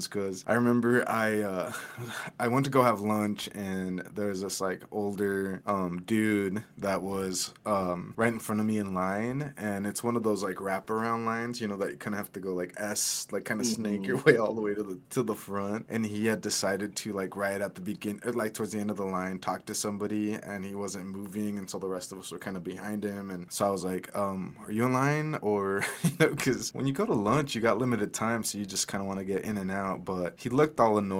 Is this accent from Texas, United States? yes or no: no; Caldwell, Idaho, United States; born and raised in Caldwell